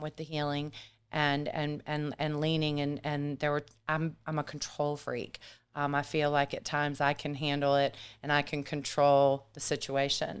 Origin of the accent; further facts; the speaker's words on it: Germany; also born or lived in Matthews, North Carolina / Myrtle Beach, South Carolina; now in United States; I was raised in Germany